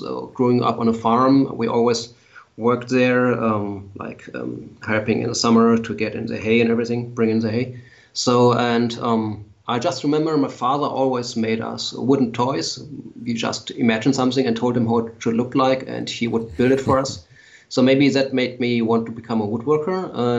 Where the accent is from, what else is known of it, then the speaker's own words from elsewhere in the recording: Lower Saxony, Germany; English is a second language; Yes, a small town near Hanover on a farm. My parents still live on the farm, and I have my workshop on the farm, but I live in the city now.